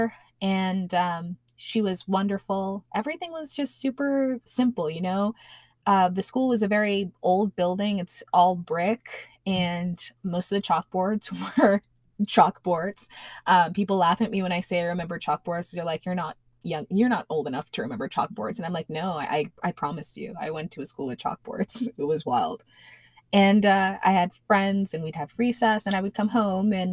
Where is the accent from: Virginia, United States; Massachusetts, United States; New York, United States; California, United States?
New York, United States; Elmont; now in Central Florida, United States; we had moved from our little nook in Elmont, that's in Nassau County